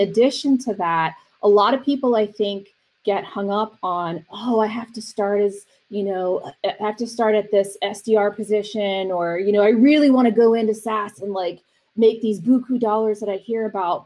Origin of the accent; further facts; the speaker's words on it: East Coast, United States; also born or lived in University of Miami, Florida; now in Arizona, United States; I'm from the East Coast, living out here, and parents are from New York.